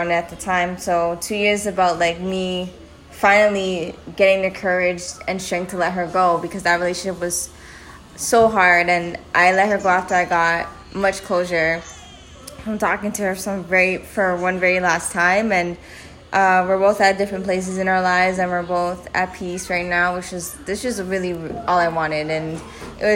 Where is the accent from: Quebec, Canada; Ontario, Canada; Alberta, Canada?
Ontario, Canada; Toronto; I'm also from Canada. I'm Ontario, Toronto